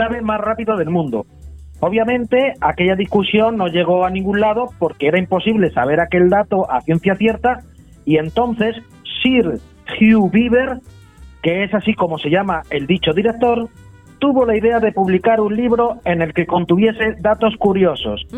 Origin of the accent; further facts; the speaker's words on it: Spain; los españoles somos también muy buenos en justificarnos